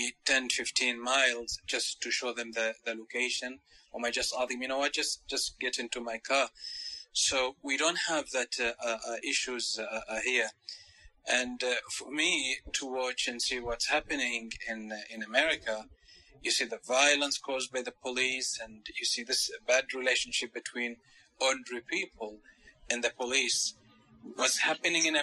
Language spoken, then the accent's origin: English; Oman; I'm from Oman. You know Oman? Oman, it is a country in the Middle East.